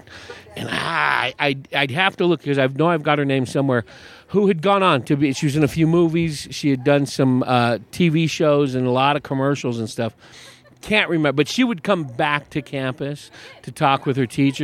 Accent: Hayward, California, United States; moved away as an adult; also born or lived in East Bay; now in Arizona, United States; I was born and raised in Hayward

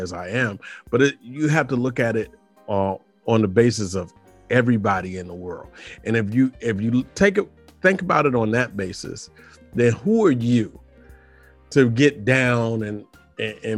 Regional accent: Washington, District of Columbia, United States; also born or lived in Suitland, Maryland / University of Maryland; I'm from Georgia. Avenue. Yeah. In Washington, D.C. So, yeah, there up until my junior high years. And then we moved, my mother and I moved to Suitland

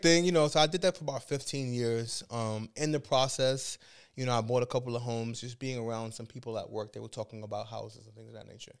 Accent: New York City, New York, United States; I grew up in Brooklyn, New York

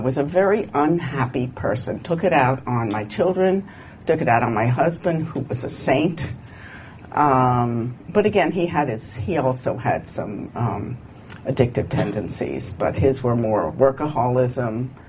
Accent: Virginia, United States; When I came from Virginia, and my father had two grocery stores.

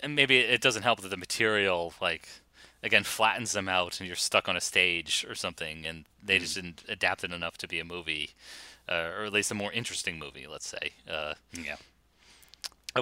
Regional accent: Boston, Massachusetts, United States; You and I growing up in Boston

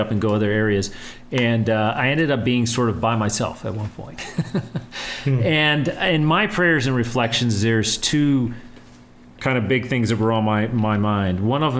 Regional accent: El Paso, Texas, United States; growing up in El Paso, and we just kind of bonded in the way that El Pasoans

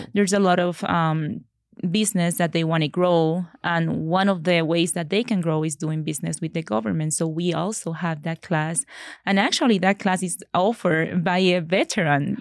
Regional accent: Puerto Rico; moved away as an adult; now in Colorado, United States; I am from Puerto Rico. So I'm an original from Puerto Rico

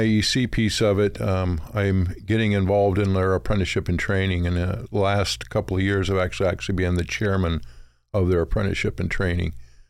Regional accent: Provo, Utah, United States; now in Oregon, United States; Out of Utah.

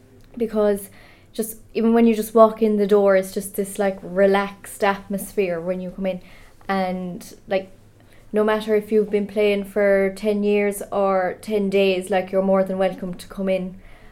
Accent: Feakle, Munster, Ireland; I'm 18 from Feakle

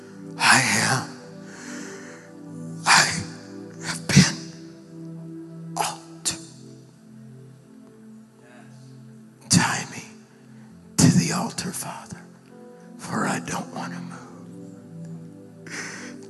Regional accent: Birmingham, Alabama, United States; I'm from Birmingham

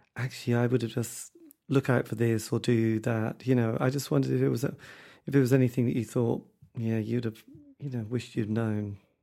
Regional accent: Norwich, East of England, United Kingdom; I come from Norwich, you know, we don't have a lot of amazing bands in this area

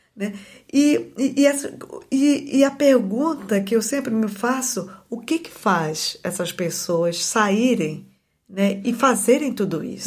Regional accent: Belém, Pará, Brazil; moved away; Eu nasci em Belém e nasci e me criei numa periferia da, da cidade de Belém

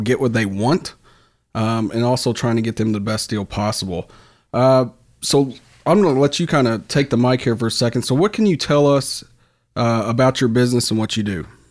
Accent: Louisville, Kentucky, United States; I'm from Fern Creek

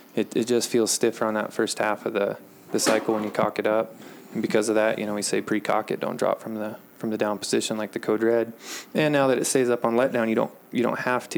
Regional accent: Dillon, United States; I'm just a small town guy. Um, I was born here in Dillon and went to school here

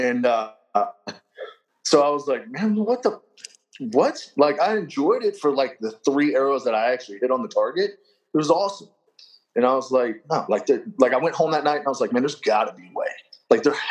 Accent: Kentucky, United States; moved away; also born or lived in Tennessee; I'm originally from Kentucky

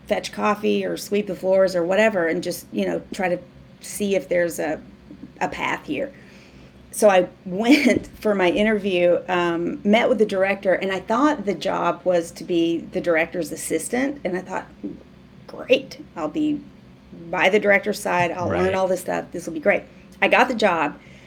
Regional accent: Waldron, Arkansas, United States; moved away; growing up in Waldron, I loved movies

